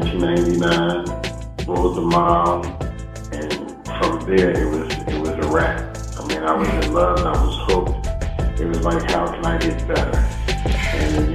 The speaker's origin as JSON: {"language": "English", "town": "Philadelphia", "region": "Pennsylvania", "country": "United States", "said": "I'm from Philadelphia"}